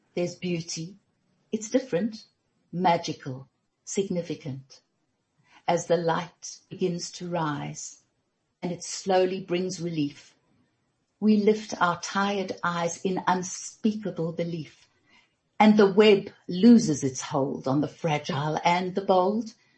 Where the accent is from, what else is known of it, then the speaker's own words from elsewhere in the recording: Germiston, Gauteng, South Africa; we grew up in Germiston